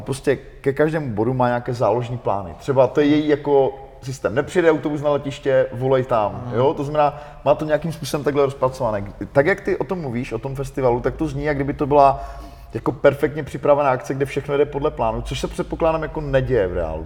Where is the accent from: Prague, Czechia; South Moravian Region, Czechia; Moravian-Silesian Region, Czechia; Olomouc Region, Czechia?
Moravian-Silesian Region, Czechia; Ostrava; jsem z Ostravy